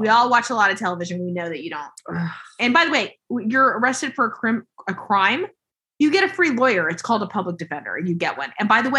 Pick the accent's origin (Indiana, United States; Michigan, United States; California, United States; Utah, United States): Utah, United States; growing up in Utah, we're just a bunch of ignoramuses in terms of, at least when you're my age or close to it. And all of these ladies are around my age. They're in their late 40s. And when we were growing up, there was hardly any diversity.